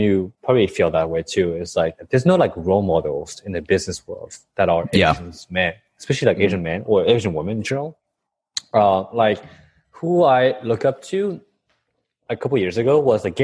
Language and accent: English; Paris, Île-de-France, France; moved away as an adult; also born or lived in California / Bangkok; born and raised in Paris for 18 years before I moved to the US for college.